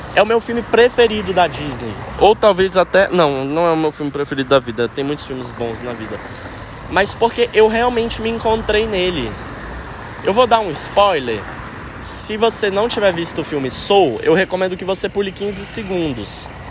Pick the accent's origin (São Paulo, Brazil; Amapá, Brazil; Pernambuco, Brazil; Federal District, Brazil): Federal District, Brazil; Brasília; quando é que eu volto para Brasília? Que saudade da minha terra